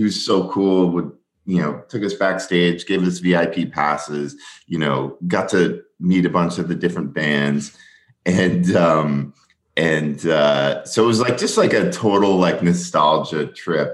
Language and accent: English; Southern California, United States; I grew up in Southern California